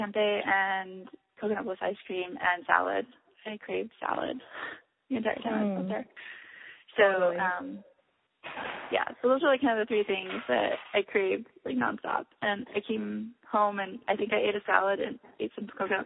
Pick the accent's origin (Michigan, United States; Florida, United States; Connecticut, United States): Michigan, United States; I grew up in Michigan, and my family has long roots there